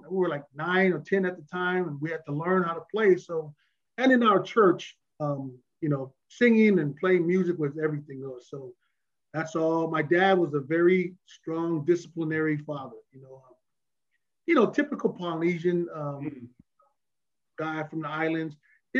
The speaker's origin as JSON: {"language": "English", "town": "Pomona", "region": "California", "country": "United States", "tie": "born or raised there", "said": "I mean, we grew up in Ville, you know, in Pomona, all our, we had a lot of buddies that we grew up with that was half street, half sports."}